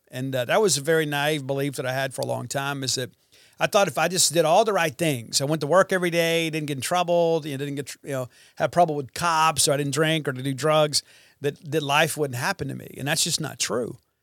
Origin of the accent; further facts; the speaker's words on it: Columbia, Mississippi, United States; my hometown of Columbia, Mississippi